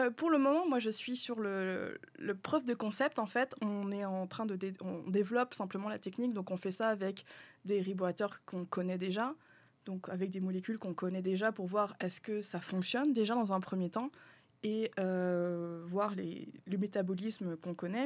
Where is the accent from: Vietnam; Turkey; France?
France; moved away as an adult; also born or lived in Quebec; now in Canada; je suis français